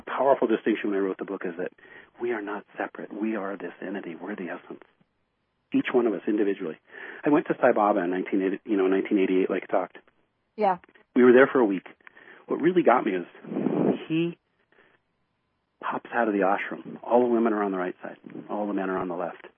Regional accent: United States; here I'm an American.

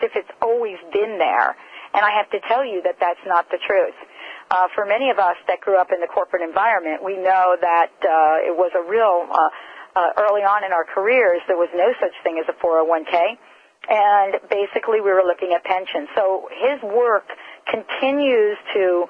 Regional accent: New Jersey, United States; I'm very familiar with Woodbridge since I grew up in the New Jersey area

